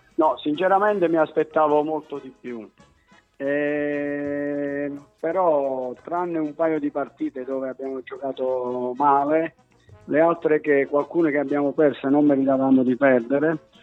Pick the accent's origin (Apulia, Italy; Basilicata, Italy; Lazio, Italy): Basilicata, Italy; Oppido Lucano; tifoso della squadra del mio paese